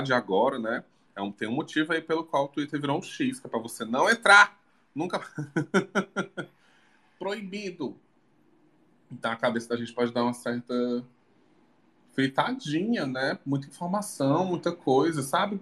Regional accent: Maracanaú, Ceará, Brazil; now in Fortaleza, Brazil; fez parte da minha infância. Que eu sempre vinha né, de Maracanã para Fortaleza de ônibus com meus avós

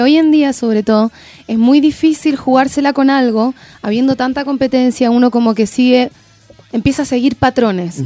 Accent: Argentina; now in Chile; Yo soy argentina, pero bueno, ya llevo harto tiempo

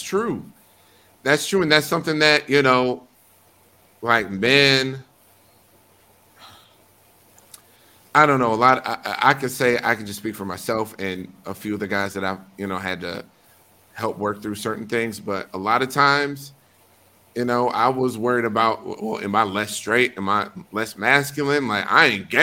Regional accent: Wisconsin, United States; these are the people I grew up around. This is my community. Friends from high school, friends from college, you know, coworkers, whoever, you know, and I'm not from New York. Wisconsin doesn't have the diversity that New York boasts

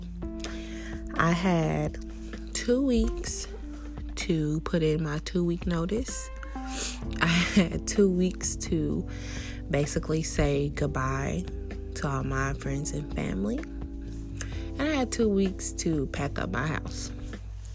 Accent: Indiana, United States; moved away as an adult; now in Arizona, United States; I'm from Indiana. And I decided that I was just going to up and move to Arizona

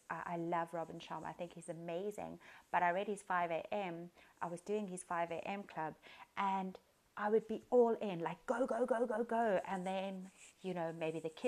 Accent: Cape Town, Western Cape, South Africa; I am from Cape Town, South Africa.

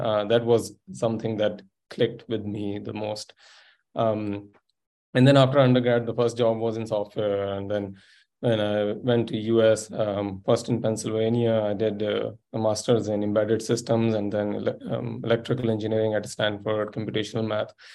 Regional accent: interior Sindh, Pakistan; moved away; also born or lived in Silicon Valley / Munich; i grew up in pakistan in a fairly small place in interior sindh province

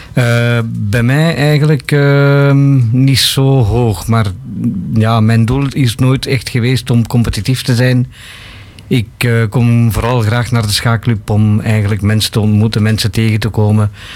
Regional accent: Bangladesh; now in Belgium; Ik kom oorspronkelijk van Bangladesh.

